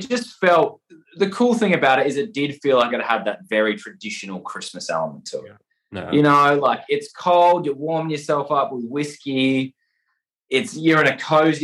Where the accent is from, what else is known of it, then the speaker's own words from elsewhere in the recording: Perth, Western Australia, Australia; moved away as an adult; now in Sydney, Australia; I live in Sydney, Australia. I'm from Perth in Western Australia